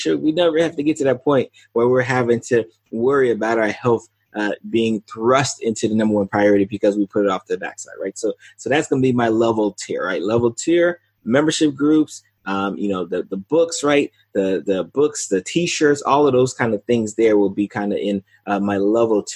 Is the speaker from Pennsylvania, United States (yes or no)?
no; South Florida, United States; I'm in South Florida, so the likely first one will be in my hometown